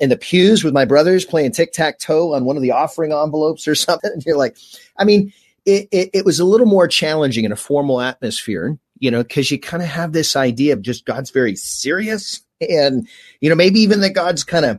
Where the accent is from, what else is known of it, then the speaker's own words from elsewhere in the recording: Fullerton, California, United States; I grew up here in Orange County. So Fullerton